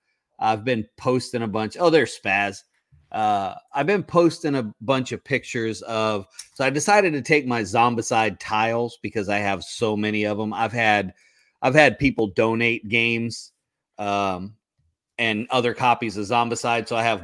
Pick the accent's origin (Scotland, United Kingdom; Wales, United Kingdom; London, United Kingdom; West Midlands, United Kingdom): Scotland, United Kingdom; Yeah, I'm Scottish.